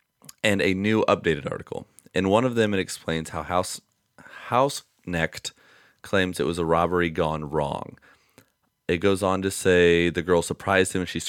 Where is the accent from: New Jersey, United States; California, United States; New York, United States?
New Jersey, United States; a brutal murder that happened in the next town over from me when I was growing up in New Jersey.